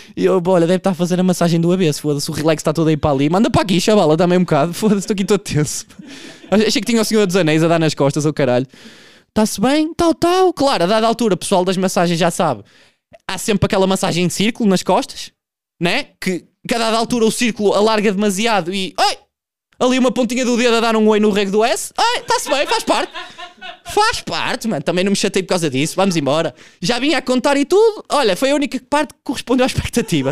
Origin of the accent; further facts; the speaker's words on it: Portugal; eu sou um produto de um meio onde eu fui criado, eu sou Tuga